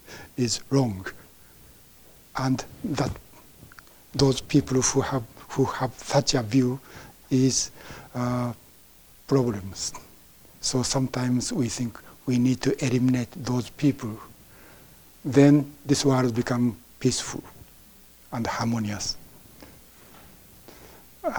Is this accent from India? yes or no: no; Japan; English is a second language; moved away as an adult; I was born in Japan and I became a Buddhist, and I was trained as a Buddhist priest in Japan